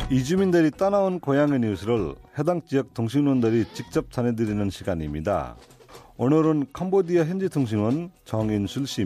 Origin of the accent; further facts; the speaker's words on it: Nepal; Korean is a second language; now in South Korea; 아, 제가 네팔에서 왔는데요.